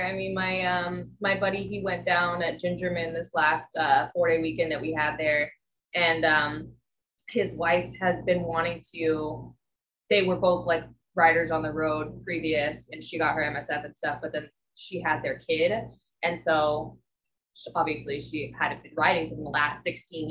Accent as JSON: {"language": "English", "region": "Hawaii", "country": "United States", "also_born_or_lived": "Oahu, Hawaii / Maui, Hawaii", "moved": "as an adult", "lives_now": "Kalamazoo, United States", "said": "I'm from Hawaii. Yeah, I lived on Oahu for 4 years"}